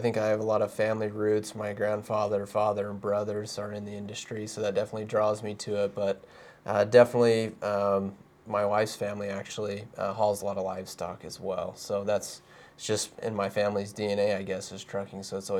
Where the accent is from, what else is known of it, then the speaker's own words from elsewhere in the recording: Kansas City, Missouri, United States; born there; now in Utah, United States; I was born in Kansas City though, so I'm a little bit familiar.